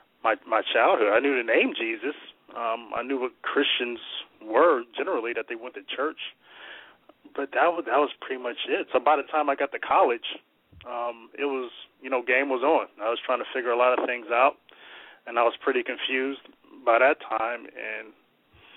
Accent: Warren, Ohio, United States; I grew up here in Warren, Ohio. The house that I own now is the house that I grew up in as a kid

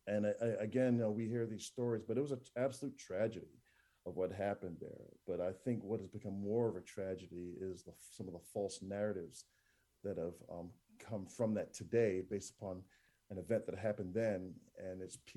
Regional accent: New Jersey, United States; moved away as an adult; also born or lived in West Indies / Jamaica; now in Tulsa, United States; I was raised in New Jersey

